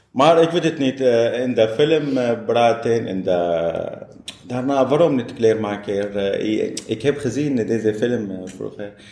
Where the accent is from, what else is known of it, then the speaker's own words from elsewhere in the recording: Syria; Dutch is a second language; moved away as an adult; now in Netherlands; ik woon oud in Syrië. Eh, ik kwam in Nederland, eh, vijf jaar geleden.